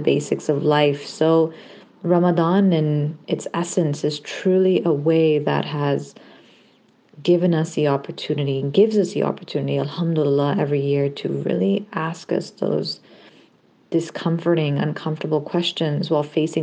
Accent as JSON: {"language": "English", "region": "Ontario", "country": "Canada", "tie": "born or raised there", "also_born_or_lived": "Hamilton / Kitchener-Waterloo / Windsor / Markham", "said": "I am a Canadian-Pakistani Muslim woman living in Toronto, Ontario, and was born and raised here in Canada"}